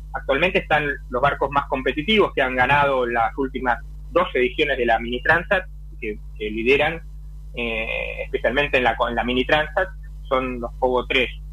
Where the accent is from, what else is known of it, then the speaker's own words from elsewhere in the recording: Buenos Aires, Argentina; moved away as an adult; now in Europe; nací en Buenos Aires, navegué casi toda mi vida náutica en Argentina